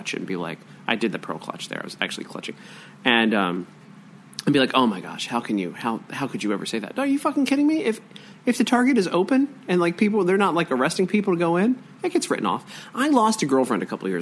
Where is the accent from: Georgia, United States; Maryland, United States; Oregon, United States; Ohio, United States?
Maryland, United States; Baltimore; I grew up in Southwest Baltimore in the hood.